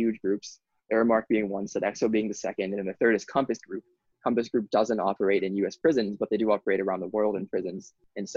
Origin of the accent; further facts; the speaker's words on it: Honolulu, Hawaii, United States; I grew up in Honolulu